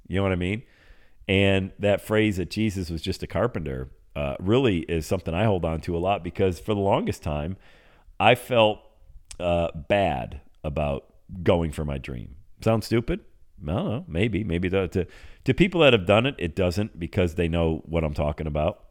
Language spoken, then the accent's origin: English; Bradford, Pennsylvania, United States; moved away; that's where I grew up, uh, born and raised in Bradford, P